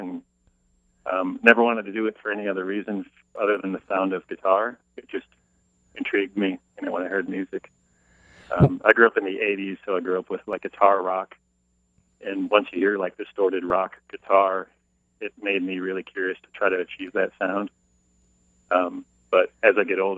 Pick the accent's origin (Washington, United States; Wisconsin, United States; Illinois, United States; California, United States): Wisconsin, United States; now in Ohio, United States; I grew up in Wisconsin